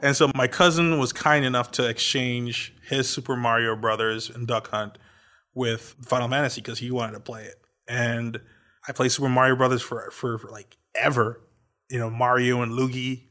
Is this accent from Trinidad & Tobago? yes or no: yes; Trinidad & Tobago; I was born in Trinidad.